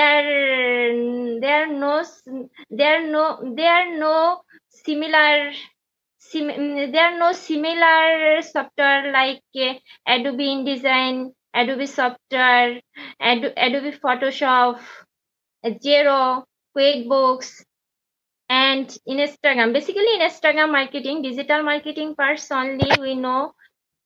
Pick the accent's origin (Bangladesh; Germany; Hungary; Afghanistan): Bangladesh; first language Bengali; English is a second language; from Bangladesh